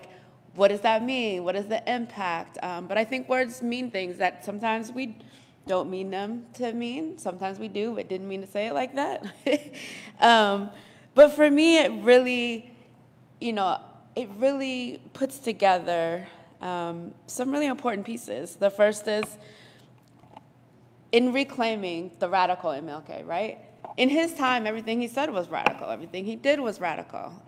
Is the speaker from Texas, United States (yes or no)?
no; Colorado, United States; I was born and raised in Colorado